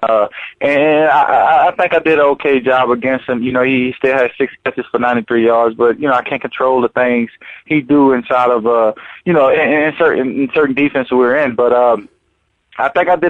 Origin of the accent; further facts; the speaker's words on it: New Orleans, Louisiana, United States; my hometown team